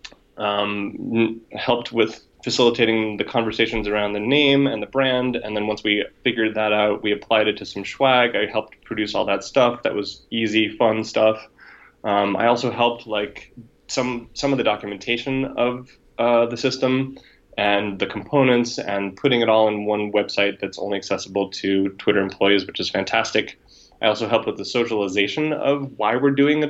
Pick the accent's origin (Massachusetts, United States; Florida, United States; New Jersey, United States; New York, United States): New York, United States; moved away as an adult; also born or lived in West Coast; being a New Yorker